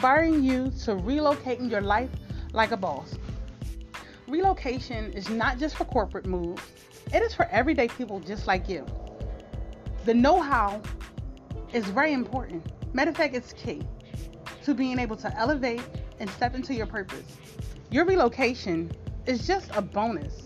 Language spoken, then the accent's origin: English; Philadelphia, Pennsylvania, United States; I'm from Philadelphia, Pennsylvania.